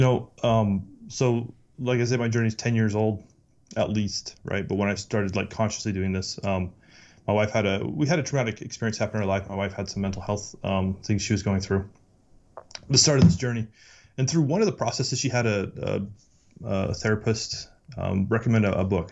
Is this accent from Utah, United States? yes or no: yes; Utah, United States; I, I grew up in Utah